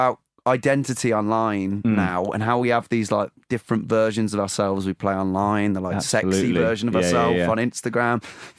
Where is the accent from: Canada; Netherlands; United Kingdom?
United Kingdom; I think that, the especially being a British, like, you just want to, like, you want to avoid awkwardness so much.